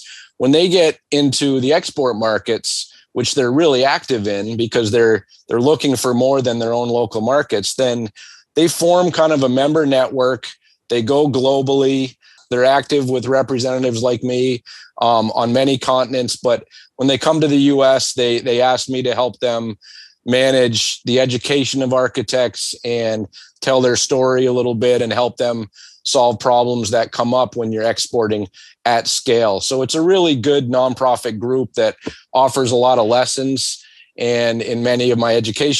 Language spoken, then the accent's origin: English; United States; me as an American